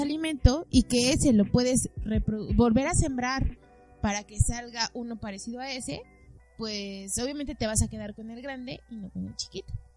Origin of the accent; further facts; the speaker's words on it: Mexico; yo sí me siento identificada como mexicana